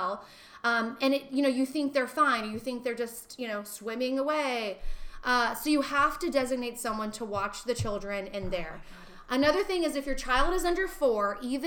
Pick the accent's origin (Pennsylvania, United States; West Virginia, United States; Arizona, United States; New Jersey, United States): Arizona, United States; now in California, United States; I'm from Arizona